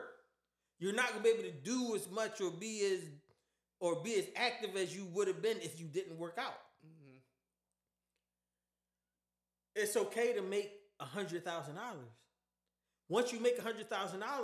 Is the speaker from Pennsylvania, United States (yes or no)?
yes; Philadelphia, Pennsylvania, United States; I'm from Philly